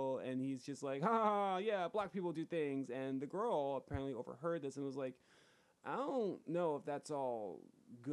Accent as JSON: {"language": "English", "area": "Atlantic County", "region": "New Jersey", "country": "United States", "tie": "born or raised there", "said": "My hometown is predominantly white. There are pockets within Atlantic County"}